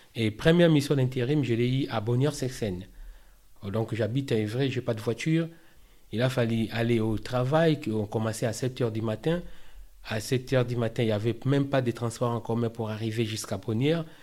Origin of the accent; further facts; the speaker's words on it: Kinshasa, DR Congo; moved away as an adult; now in France; je viens de la République démocratique du Congo, en Afrique centrale, particulièrement dans la ville de Kinshasa